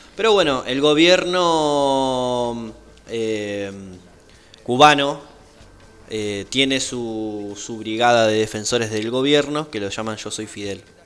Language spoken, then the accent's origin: Spanish; Argentina; como argentinos